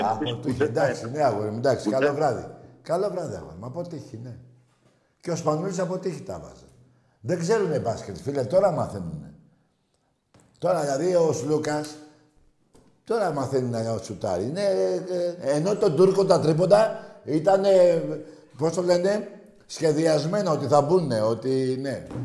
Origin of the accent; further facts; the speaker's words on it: Piraeus, Attica, Greece; γιατί το άλλο που είμαστε κάποιοι από τον Πειραιά ε, λίγο είναι